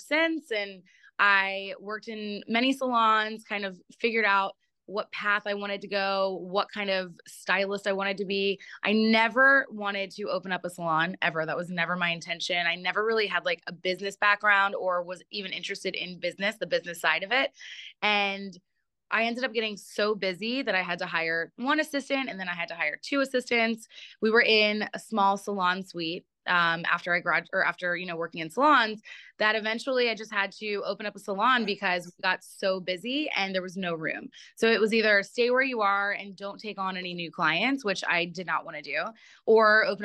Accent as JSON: {"language": "English", "town": "Atlanta", "region": "Georgia", "country": "United States", "tie": "born or raised there", "also_born_or_lived": "Baltimore, Maryland", "said": "I was born in Baltimore, and I moved to Atlanta when I was 9. So I grew up in Atlanta"}